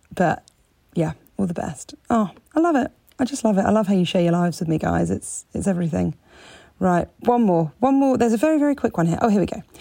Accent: Mountain Lakes, New Jersey, United States; Yes, I grew up in New Jersey.

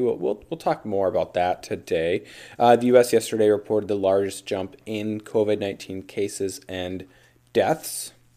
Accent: Minnesota, United States; Minnesota, you know, my home state

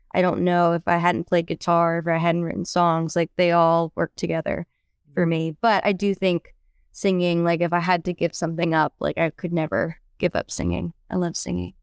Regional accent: British Columbia, Canada; now in Nashville, United States; I'm actually from Canada, British Columbia, and been living down in Nashville for a while

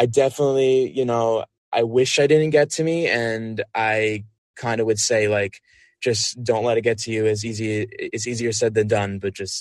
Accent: Long Island, New York, United States; moved away; I'm originally from Long Island, so that's where my family is

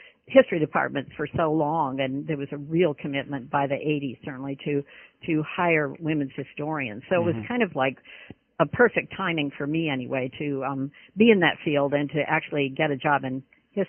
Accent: Laguna Beach, California, United States; also born or lived in Pasadena; I was born in Pasadena, California, and then raised in Laguna Beach and went to Laguna Beach High School

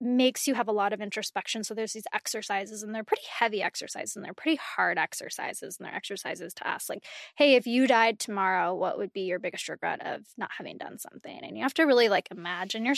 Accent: California, United States; I'm from California

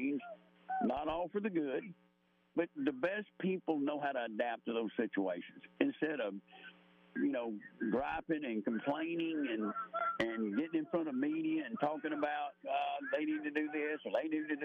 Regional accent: Ohatchee, Alabama, United States; also born or lived in Georgia / Piedmont, Alabama; I'm 30 minutes from where I grew up in Ohatchee

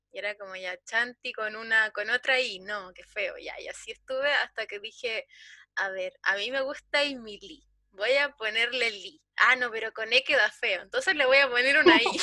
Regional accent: Chile

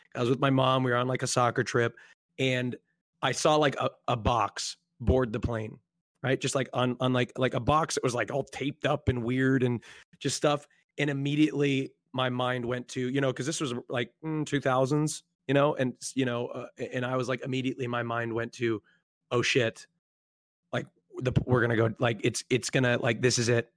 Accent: Oregon, United States; I grew up, um, in, I don't, I, I don't, the geographical stuff is, like, irrelevant, but on the West Coast, Oregon

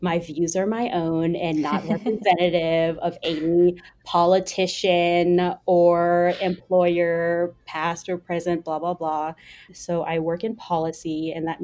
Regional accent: United States; also born or lived in New York; I am Vietnamese American

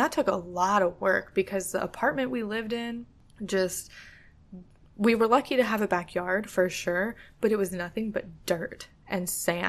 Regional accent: California, United States; now in Florida, United States; Growing up in California, it's like, you know, I know that's stolen land for sure

